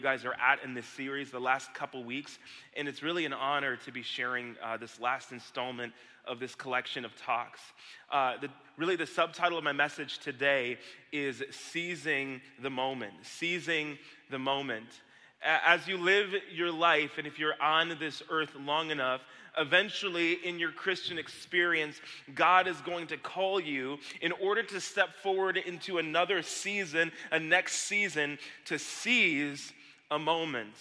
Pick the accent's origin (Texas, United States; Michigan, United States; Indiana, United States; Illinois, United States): Michigan, United States; Lake Orion; back here in Lake Orion with my Kensington Church family. This is my hometown